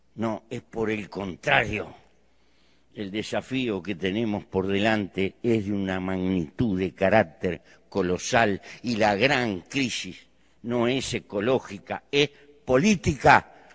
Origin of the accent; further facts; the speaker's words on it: Uruguay; Pertenezco a un pequeño país muy bien dotado de recursos naturales para vivir. En mi país hay 3 millones de habitantes, poco más, 3 millones 200